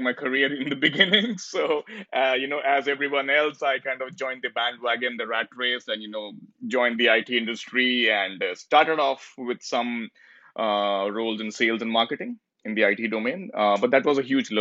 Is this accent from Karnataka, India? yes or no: no; New Delhi, Delhi, India; moved away as an adult; now in Toronto, Canada; I was born and brought up in India, in a place called New Delhi, the capital of India.